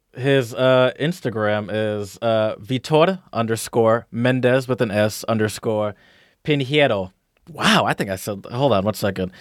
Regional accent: United States; I'm American

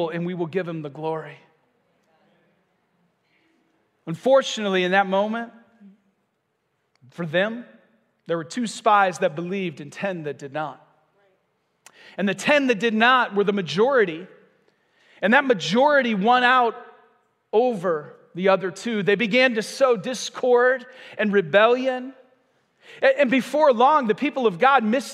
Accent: Michigan, United States; moved away as an adult; now in Vero Beach, United States; I'm from Michigan, and so we were part of a church there for about 14 years

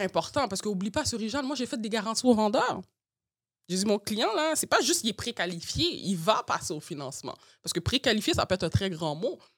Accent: Montreal, Quebec, Canada; j'ai grandi à Montréal-Nord

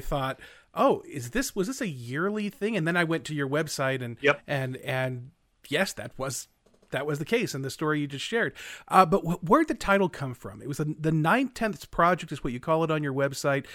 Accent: Central Valley, California, United States; now in Utah, United States; spent many of our formative years growing up in California, mm-hmm. especially in the Central Valley there

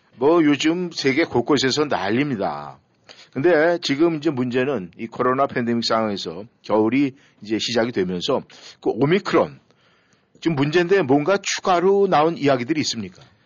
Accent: South Korea; 우리가 이 한국 사람이다 보니까

